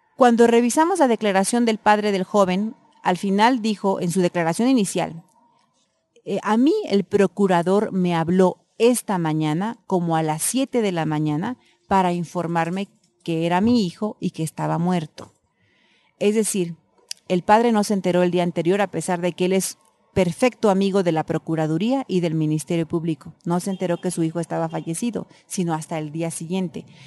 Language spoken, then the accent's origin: Spanish; Eloxochitlán de Flores Magón, Oaxaca, Mexico; mi pueblo